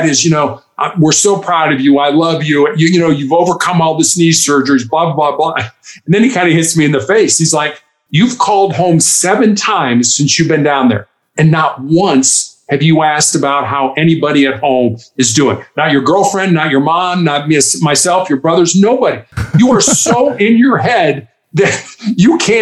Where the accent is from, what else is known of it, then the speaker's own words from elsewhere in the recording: Chicago, Illinois, United States; moved away as an adult; also born or lived in Charleston, South Carolina; I am from Chicago